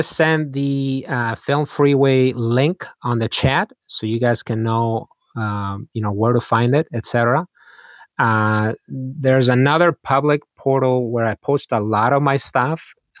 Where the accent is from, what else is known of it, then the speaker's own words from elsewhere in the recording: Spain; I mean, I grew up in Spain. Spain is where, if you will, spaghetti Westerns were filmed.